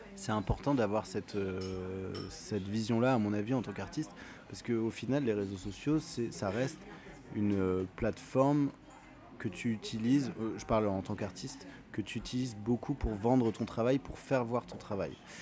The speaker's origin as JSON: {"language": "French", "area": "Paris region", "region": "Île-de-France", "country": "France", "tie": "born or raised there", "said": "j'ai grandi euh, sur Paris, en, région parisienne, à côté de Paris"}